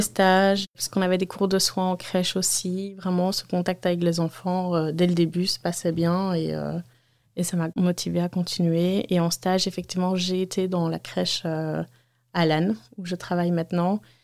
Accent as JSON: {"language": "French", "town": "Waterloo", "region": "Wallonia", "country": "Belgium", "said": "31 ans, je viens de Waterloo"}